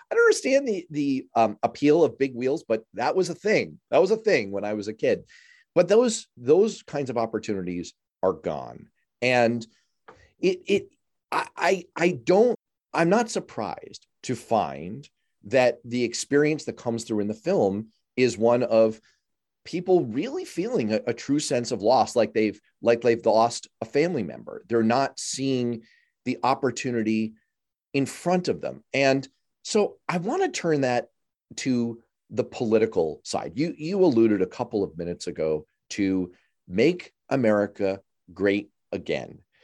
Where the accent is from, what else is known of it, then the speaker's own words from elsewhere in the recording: New York City, New York, United States; I grew up in Manhattan